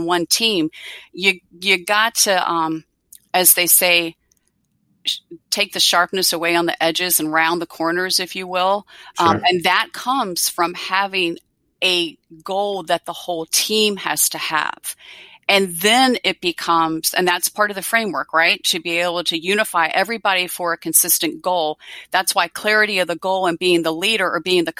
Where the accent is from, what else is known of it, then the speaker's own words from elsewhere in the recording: Virginia, United States; I'm from Virginia and I'm in big ACC country here